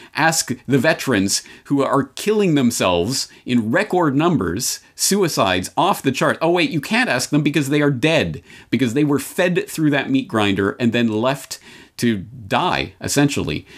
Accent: Canada; I'm Canadian by birth

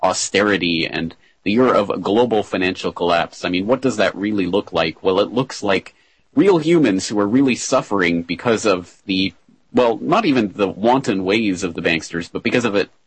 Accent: Calgary, Alberta, Canada; my hometown of Calgary in Alberta, Canada

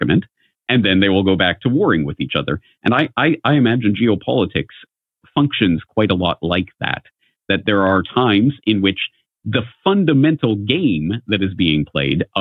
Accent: Canada; from my own upbringing, being a Canadian, I was always steeped in essentially propaganda

